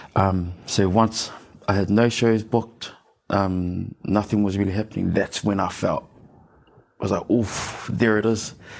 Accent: Auckland, New Zealand; the one and only um, best place in Auckland, uh, Mount Albert. Born and raised, and I'm still there.

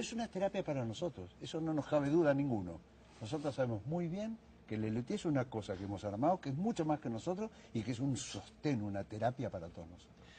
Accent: Argentina; corajudo, se dice en mi país

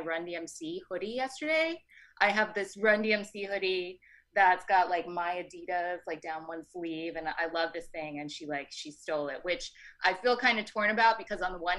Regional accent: New York City, New York, United States; I grew up in Brooklyn.

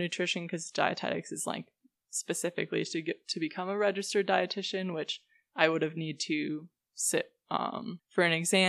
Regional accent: Amery, Wisconsin, United States; moved away as an adult; now in Boulder, United States; Ellsworth is like probably an hour from my hometown

